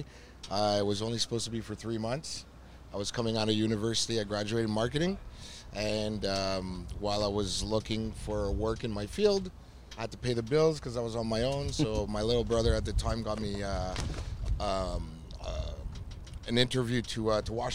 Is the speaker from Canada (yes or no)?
yes; Canada; I'm from Canada